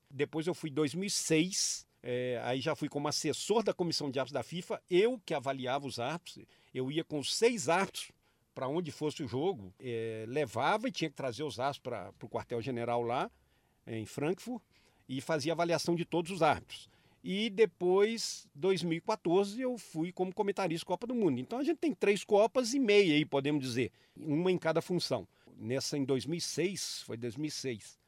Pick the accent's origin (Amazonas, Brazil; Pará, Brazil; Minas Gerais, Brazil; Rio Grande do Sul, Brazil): Minas Gerais, Brazil; como mineiro